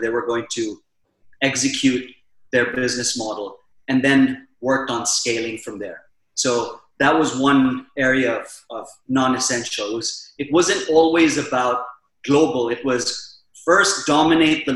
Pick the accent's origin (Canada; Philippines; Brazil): Philippines; also born or lived in Mumbai, India / Silicon Valley, United States; now in Dubai, United Arab Emirates; Prior to that, I was living in the Philippines